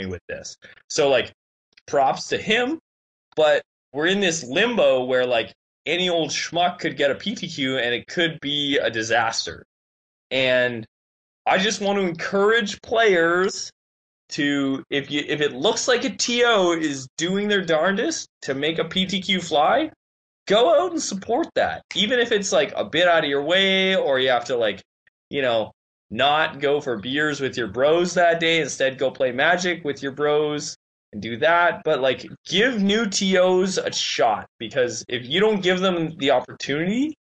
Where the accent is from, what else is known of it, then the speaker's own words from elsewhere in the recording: Winnipeg, Manitoba, Canada; moved away; I grew up in Winnipeg. Yeah. Winnipeg's my home turf